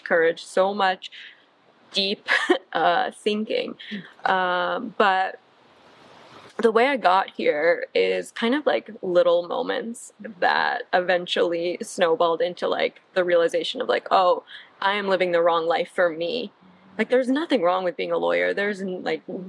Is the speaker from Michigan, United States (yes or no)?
yes; Michigan, United States; moved away as an adult; also born or lived in East Coast; now in Santa Monica, United States; I am from Michigan. I grew up, born and raised in Michigan